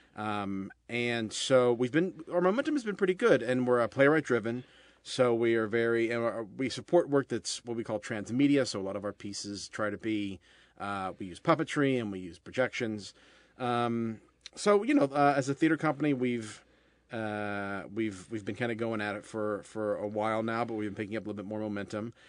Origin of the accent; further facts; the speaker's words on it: Columbus, Ohio, United States; I'm originally from Columbus, Ohio.